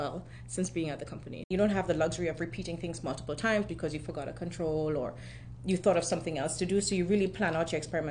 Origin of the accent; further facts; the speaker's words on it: Trinidad & Tobago; moved away as an adult; also born or lived in Germany; now in United States; So I'm from Trinidad and Tobago originally, which is in the Caribbean.